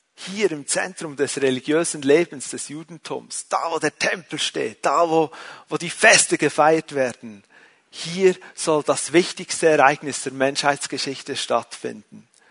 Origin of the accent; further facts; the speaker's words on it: Switzerland; ich bin ein Schweizer